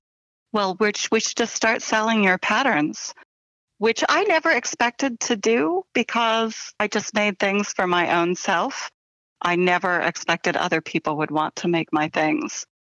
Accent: central and southern Illinois, United States; also born or lived in Bend, Oregon / Hillsboro, Illinois / Carbondale, Illinois; then my mom moved me back to Illinois when I was just a baby. So I was mostly raised in Illinois, in central and southern Illinois.

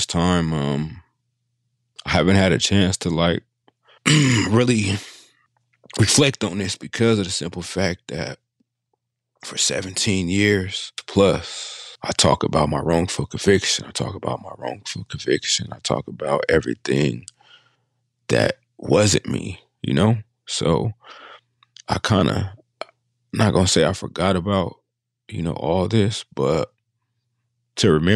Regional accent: Sacramento, California, United States; also born or lived in Bay Area, California; I grew up in Sacramento, California

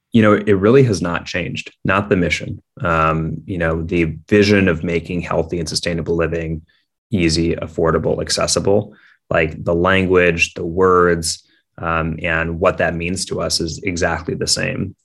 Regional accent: Minneapolis, Minnesota, United States; I grew up in Minneapolis, Minnesota

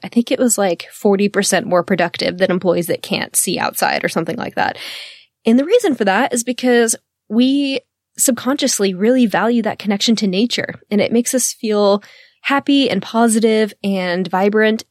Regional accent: the South, United States; I'm from the South

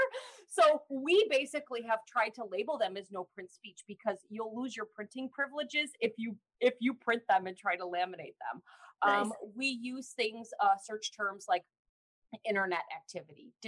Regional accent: Illinois, United States; also born or lived in Chicago suburbs / Peoria, Illinois; I've lived in Illinois my whole life.

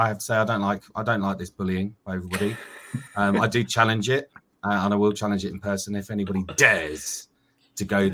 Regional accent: Bury St Edmunds, East of England, United Kingdom; I grew up in Bury St. Edmunds

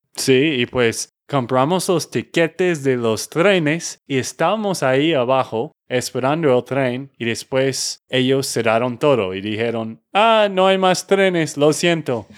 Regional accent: Texas, United States; de Texas, Estados Unidos

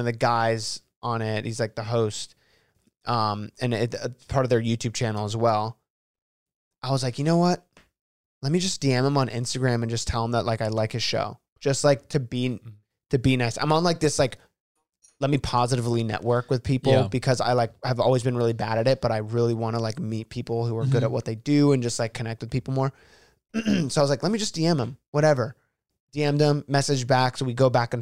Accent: Miami, Florida, United States; my wife and I live just north of there. Like, I was born there.

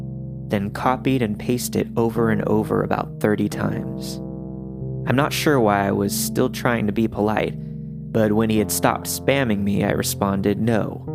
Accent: Kentucky, United States; Mind you, we're from Kentucky, so when you travel in between small towns, you take the creepy back roads.

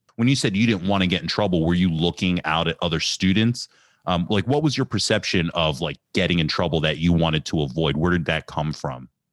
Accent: Ambler, Pennsylvania, United States; I grew up in Ambler

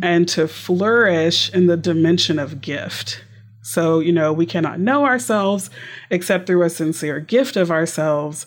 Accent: Texas, United States; also born or lived in Houston, Texas; now in Tyler, United States; I'm a Texan through and through

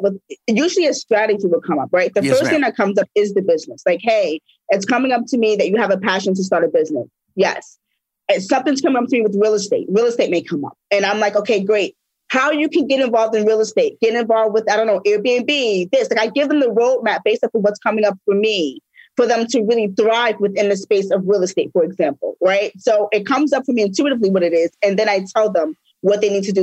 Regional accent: New York, United States; I'm from New York.

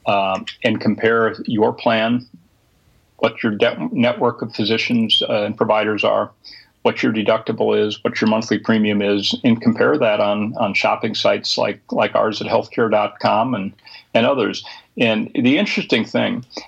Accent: Minnesota, United States; my home state of Minnesota

